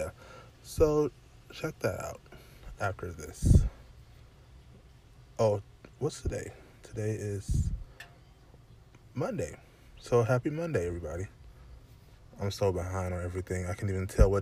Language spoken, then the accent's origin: English; Michigan, United States; I'm from Michigan